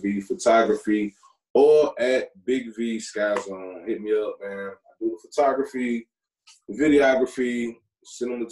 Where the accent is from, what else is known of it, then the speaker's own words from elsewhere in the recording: Kinston, North Carolina, United States; my hometown